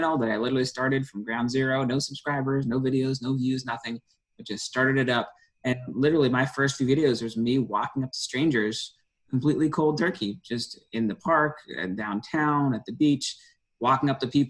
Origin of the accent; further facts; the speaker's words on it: New Hampshire, United States; moved away as an adult; now in Santa Monica, United States; originally born and raised in New Hampshire